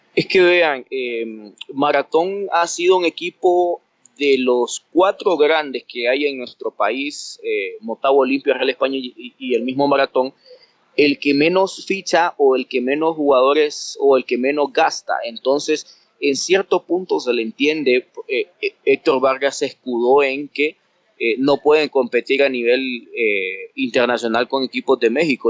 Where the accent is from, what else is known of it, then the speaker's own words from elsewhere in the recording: Honduras; para nosotros como hondureños